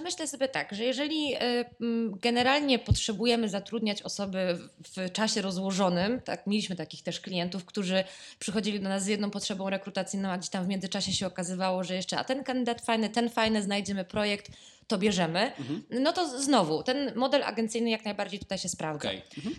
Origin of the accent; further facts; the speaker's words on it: Poznań, Greater Poland, Poland; jestem z Poznania